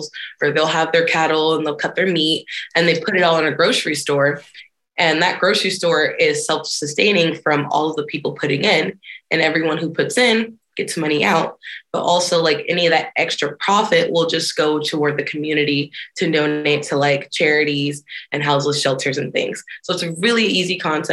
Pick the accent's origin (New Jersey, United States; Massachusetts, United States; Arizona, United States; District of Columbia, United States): District of Columbia, United States; Washington; now in Nebraska, United States; I'm from Washington, D.C. I was born and raised in the DMV, which stands for D.C., Maryland, Virginia area.